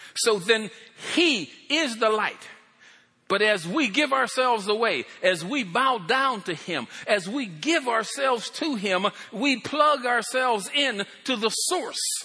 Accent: Pennsylvania, United States; moved away; I come from Pennsylvania

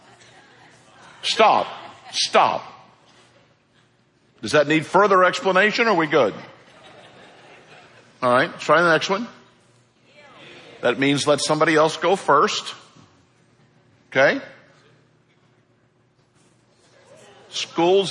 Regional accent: St. Louis, Missouri, United States; now in Florida, United States; I am not a native to the state of Florida. I've been here 35 years. I am from St. Louis.

